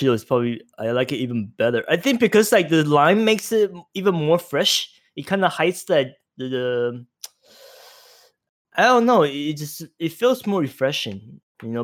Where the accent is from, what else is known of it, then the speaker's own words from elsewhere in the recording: Taiwan; now in United States; I was a Taiwanese kid